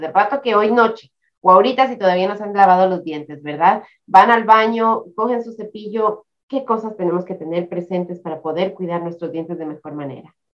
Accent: Ecuador; now in United States; mi país de Ecuador

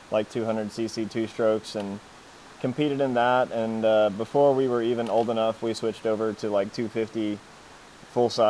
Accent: Greenville, Texas, United States

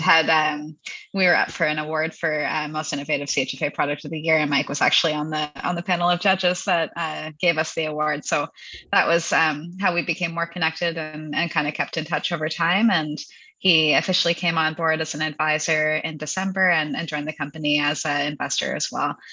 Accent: Hamilton, Ontario, Canada; now in London, Canada; I'm from the Hamilton area originally, so I mm-hmm. live in London now, which is where the, the business is based, London, Ontario, yep. uh, Canada's London. Yep. Uh, but I grew up in Hamilton

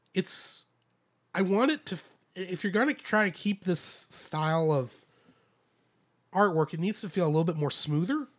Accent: United States; I'm American

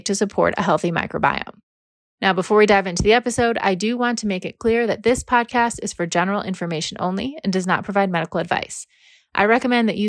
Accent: Northville, Michigan, United States; I grew up in Northville

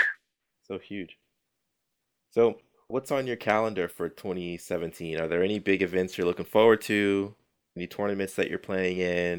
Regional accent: Texas, United States; moved away; I was born in Texas, and so whenever I get a chance to go back home

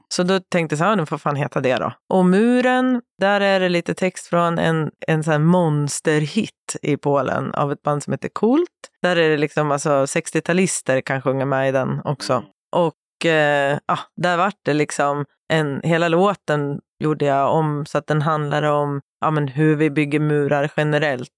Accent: Sundsvall, Västernorrland County, Sweden; moved away as an adult; now in Stockholm, Sweden; jag har ju bott i Stockholm halva mitt liv, men jag kommer från Sundsvall. Så jag flyttade väl till Stockholm när jag var 19, 20

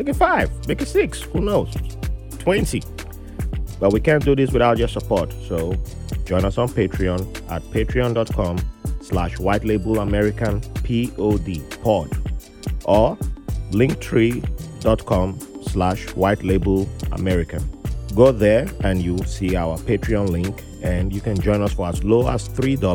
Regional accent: Nigeria; moved away; I'm Nigerian

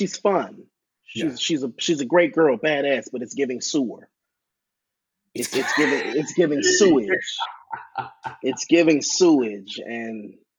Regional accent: the South, United States; accent: Southern; I'm from the South where we run everything together.

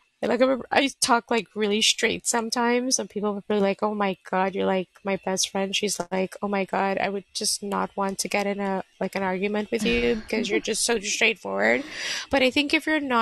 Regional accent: Canada; Born and bred from Canada. All my life lived here.

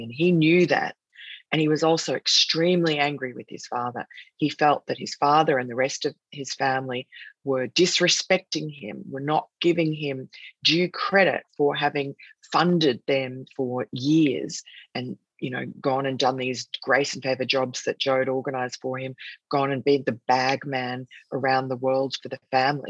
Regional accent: New South Wales, Australia; now in New York, United States; the free state of New South Wales, which is the largest state where the city of Sydney is, which is my home state

